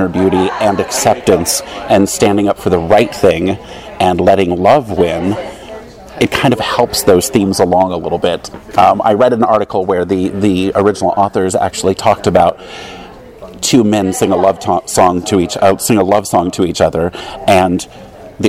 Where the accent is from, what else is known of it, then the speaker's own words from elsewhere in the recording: Iowa, United States; now in Long Beach, United States; I'm originally from Iowa, and now I live in Long Beach, California